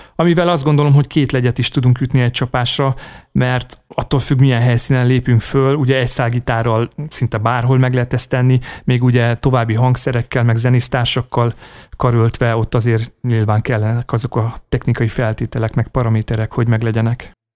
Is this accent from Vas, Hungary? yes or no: no; Komló, Baranya, Hungary; moved away; akkor még Komlón laktam, mert hogy komlói születésű vagyok